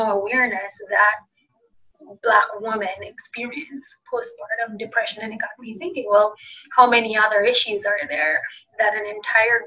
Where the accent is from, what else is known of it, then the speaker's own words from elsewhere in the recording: Jamaica; moved away as an adult; now in United States; being Jamaican